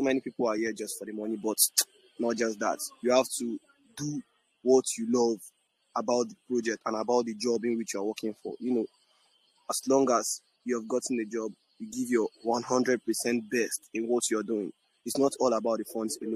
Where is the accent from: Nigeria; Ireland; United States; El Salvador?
Nigeria; I'm from Nigeria, born and brought up in Nigeria